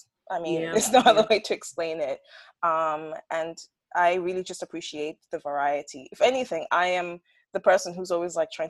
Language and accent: English; Botswana; so I grew up in Botswana, and my friends used to complain about catching a tan because in the summer it's really hot, but in the winter it's really cold.